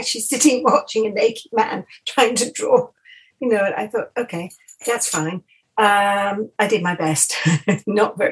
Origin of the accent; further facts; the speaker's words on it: Rottingdean, South East England, United Kingdom; also born or lived in Windsor / Iver, Buckinghamshire / Richmond; I grew up just on Dean Court Road